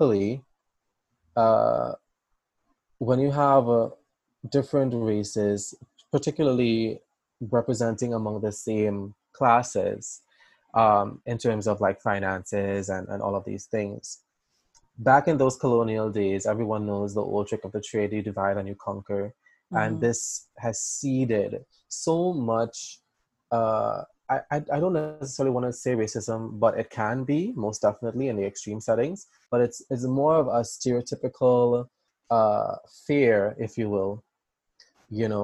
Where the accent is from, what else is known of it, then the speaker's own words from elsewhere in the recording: Trinidad & Tobago; growing up in the Caribbean, you're very much surrounded by people that look like you